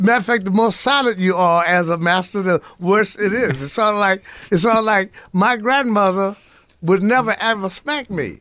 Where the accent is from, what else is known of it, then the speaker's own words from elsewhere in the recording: New Orleans, Louisiana, United States; moved away; also born or lived in Morgan City, Louisiana; born in New Orleans, raised in New Orleans in Morgan City, Louisiana